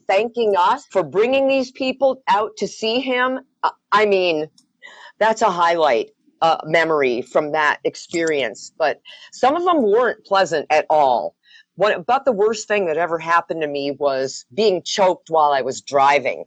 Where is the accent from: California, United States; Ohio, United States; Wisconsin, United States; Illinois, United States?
Wisconsin, United States; moved away; also born or lived in Colorado / Denver / Arizona; growing up in Wisconsin